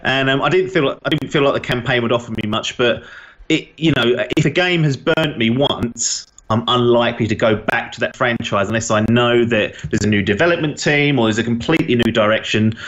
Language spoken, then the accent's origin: English; England, United Kingdom; being English